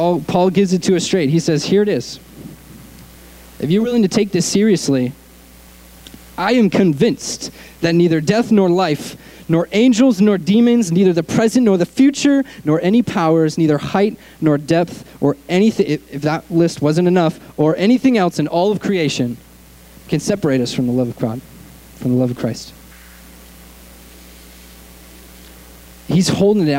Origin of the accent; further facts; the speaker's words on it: Connecticut, United States; moved away as an adult; also born or lived in Arkansas; now in Southern California, United States; I grew up in Connecticut, on the East Coast, like next to New York City.